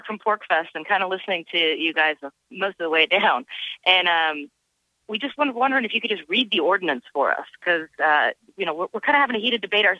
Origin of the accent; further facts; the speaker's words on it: Chicago, Illinois, United States; I'm from Chicago